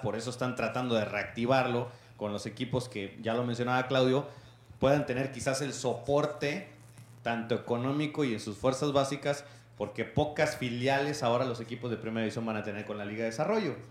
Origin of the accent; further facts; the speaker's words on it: Mexico; Todos tenemos que llevar una responsabilidad civil como ciudadanos, como mexicanos